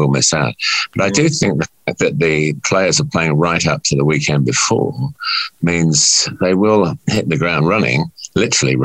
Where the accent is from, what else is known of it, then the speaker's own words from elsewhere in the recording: England, United Kingdom; I'm English